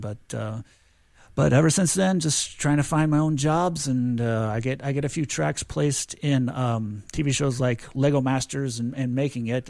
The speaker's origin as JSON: {"language": "English", "town": "St. Louis", "region": "Missouri", "country": "United States", "tie": "born or raised there", "also_born_or_lived": "Springfield, Missouri", "said": "I grew up in Saint Louis, Missouri"}